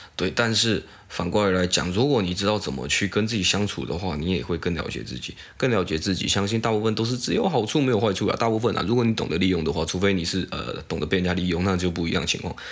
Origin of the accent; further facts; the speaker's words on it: Taiwan; 我台湾人